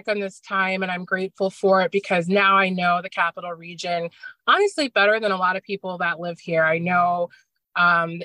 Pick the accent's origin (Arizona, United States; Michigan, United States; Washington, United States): Arizona, United States; Scottsdale; moved away as an adult; now in Schenectady, United States; I'm originally from Scottsdale, Arizona, and I was, just turned 21 and was ready to just get out of my childhood hometown